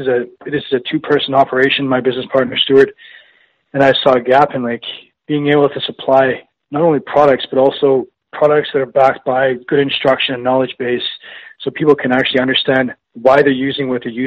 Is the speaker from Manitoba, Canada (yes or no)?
yes; Winnipeg, Manitoba, Canada; I was born and raised in Winnipeg.